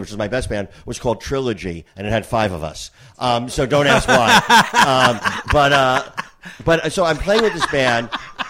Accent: Livingston, New Jersey, United States; In New Jersey, in Livingston, New Jersey.

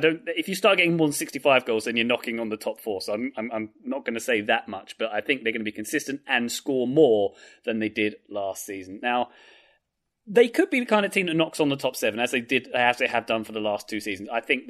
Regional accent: around Cockney people, London, United Kingdom; where I grew up around Cockney people

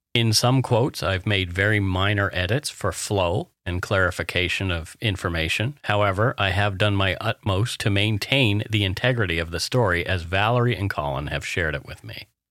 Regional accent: Canada; We are ordinary Canadian schmucks

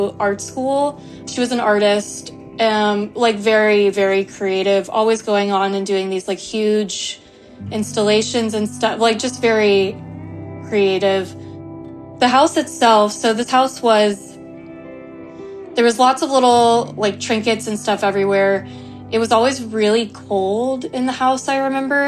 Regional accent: Tallahassee, Florida, United States; I'm from Tallahassee, Florida

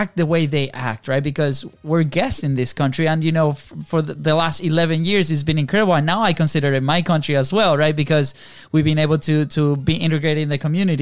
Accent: Venezuela; moved away; we grew up in Venezuela, very different country

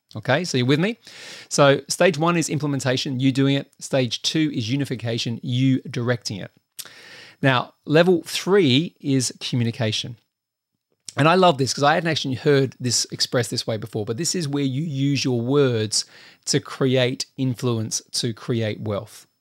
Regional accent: Australia; I'm Australian

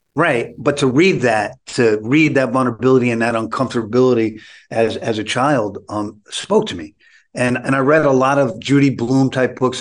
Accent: New York City, New York, United States; I, I grew up on the Lower East Side of Manhattan.

